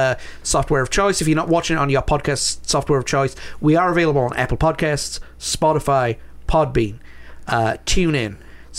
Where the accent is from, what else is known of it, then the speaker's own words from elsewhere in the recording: United Kingdom; I'm British